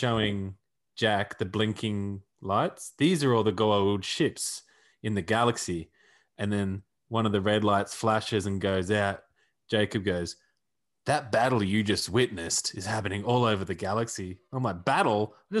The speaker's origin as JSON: {"language": "English", "country": "Australia", "said": "I don't care. I don't care. I'm Australia."}